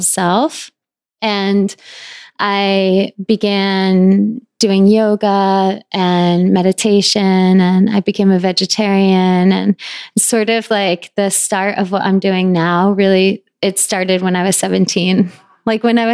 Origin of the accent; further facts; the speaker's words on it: northern Connecticut, United States; now in New York, United States; I grew up in middle of the woods, very northern Connecticut.